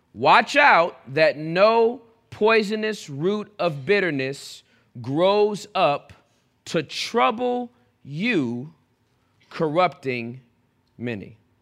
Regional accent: Southern California, United States; I was born and raised in Southern California

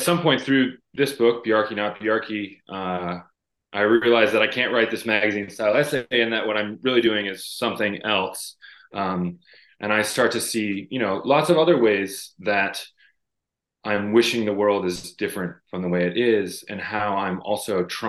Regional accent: Maine, United States; also born or lived in Iowa / Wyoming; I grew up in Maine and worked in a lot of the old houses here.

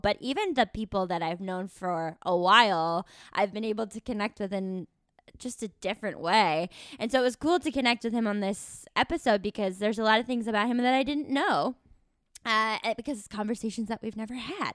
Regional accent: Tucson, Arizona, United States; I'm from Tucson, Arizona, and we had the rodeo every year

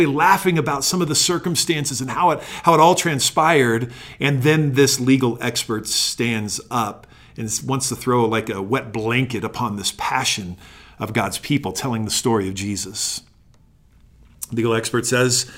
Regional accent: Sandy, Utah, United States; also born or lived in Phoenix, Arizona; I grew up here in Sandy, a suburb of Salt Lake City

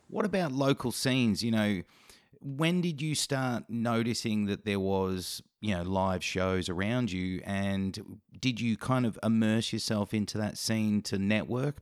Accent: Australia; as an Aussie

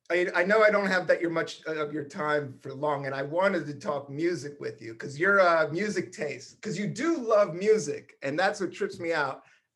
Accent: Buena Vista, Virginia, United States; also born or lived in Washington DC; I was born in Northeast DC, grew up there until I was in the third grade, and then we moved to Buena Vista, Virginia, hardcore rednecks.

